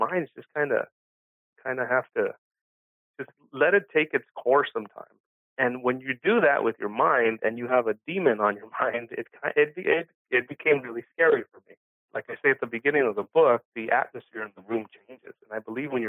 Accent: Los Angeles, California, United States; first language Spanish; English is a second language; I was born and raised in East L.A.

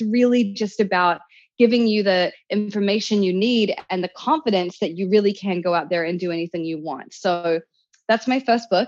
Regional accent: New Zealand; now in Los Angeles, United States; I grew up in New Zealand

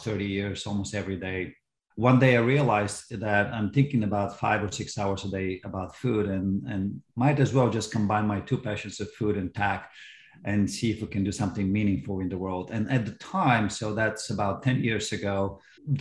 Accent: Bulgaria; moved away as an adult; now in United States; I'm from Bulgaria originally, and I came here for college in 1992.

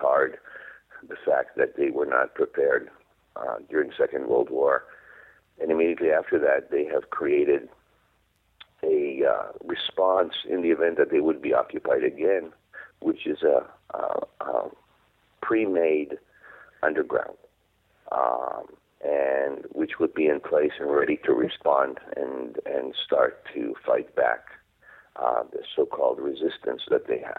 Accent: Israel; English is a second language; I wrote in Hebrew. I wrote, and that was my main language when I growing up in Israel

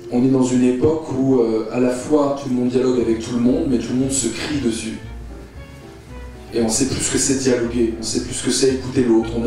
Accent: Russia; si on doit choisir un pays, en tant que russe, ça sera bien avec la France que nous avons le plus de liens euh, culturels et artistiques

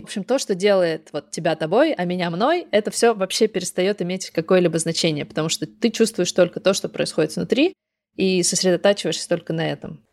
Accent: Kogalym, Khanty-Mansi Autonomous Okrug, Russia; also born or lived in Surgut; я вот выросла в Западной Сибири, в городе Кагалым. Это рядом с Сургутом, с Тюменью, вот в этом регионе

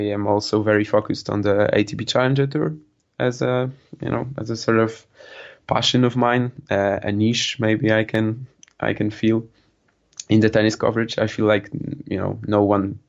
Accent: Poland; I'm a student from Poland.

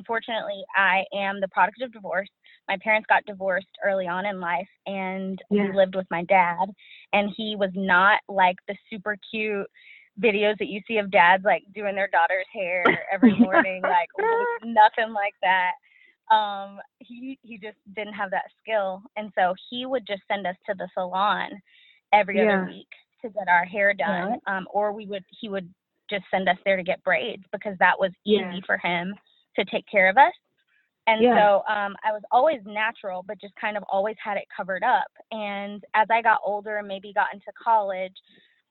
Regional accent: Dallas, Texas, United States; I'm from Dallas.

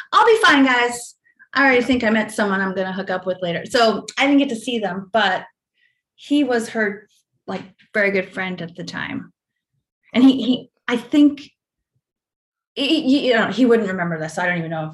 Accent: Rockville Centre, New York, United States; moved away; I grew up in Rockville Center

